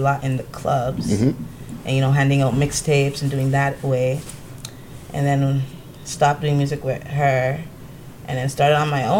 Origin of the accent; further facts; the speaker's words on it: Toronto, Ontario, Canada; also born or lived in Pickering; I was in Scarborough, then I went to Pickering on some disciplinary shit, and then I came back to Scarborough still